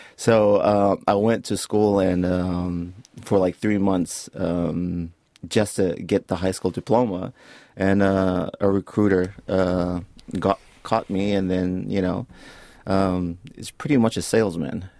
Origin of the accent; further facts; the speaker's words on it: Samoa; also born or lived in Florida; now in Auckland, New Zealand; growing up in Samoa